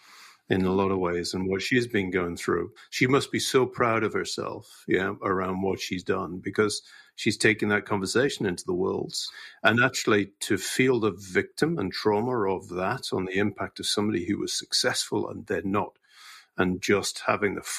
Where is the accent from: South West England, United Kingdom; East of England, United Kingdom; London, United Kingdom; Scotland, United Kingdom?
Scotland, United Kingdom; Scot; as a Scot